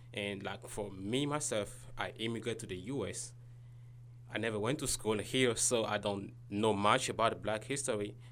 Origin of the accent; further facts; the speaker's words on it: Kinshasa, DR Congo; moved away as an adult; now in United States; I'm from Congo, Kinshasa